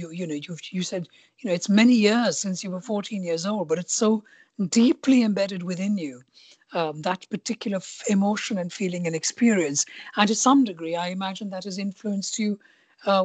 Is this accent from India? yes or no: yes; India; moved away; also born or lived in London; I grew up in India, born and brought up in India